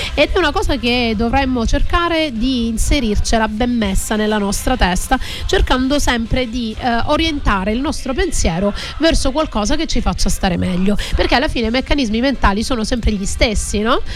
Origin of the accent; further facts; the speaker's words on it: Calabria, Italy; now in Sicily, Italy; io invece sono del nord, sono calabrese, quindi sono dell'estremo nord, vicino alla Lapponia, nord-sud